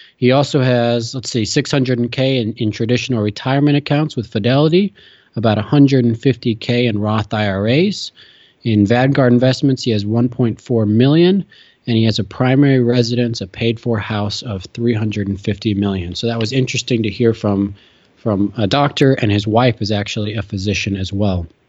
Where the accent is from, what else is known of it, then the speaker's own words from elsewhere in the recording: Chicago, Illinois, United States; moved away as an adult; also born or lived in Utah / Notre Dame, Indiana; now in New York, United States; I grew up in Chicago